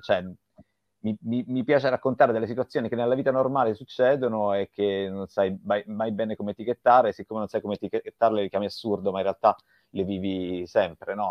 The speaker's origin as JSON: {"language": "Italian", "region": "Sicily", "country": "Italy", "said": "io sono siciliano"}